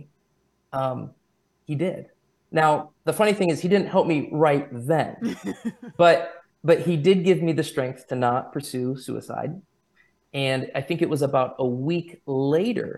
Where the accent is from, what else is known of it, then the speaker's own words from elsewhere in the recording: United States; I'm Christian because I'm American